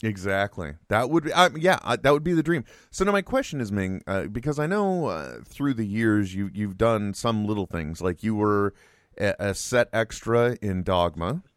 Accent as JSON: {"language": "English", "region": "California", "country": "United States", "said": "I'm extremely Californian"}